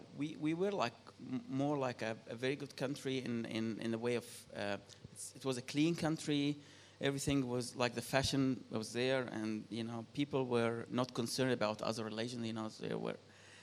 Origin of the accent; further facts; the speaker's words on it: Egypt; now in Australia; I think it's the same like growing up in Australia, except you can go for shopping after 5 o'clock. Yes, I think it's like, Egypt is, I don't know if you know, the population is like 100 million now.